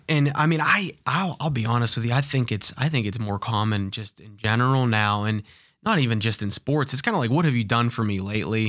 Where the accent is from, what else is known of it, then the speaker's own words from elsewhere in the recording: Pittsburgh, Pennsylvania, United States; I was born and raised in Pittsburgh.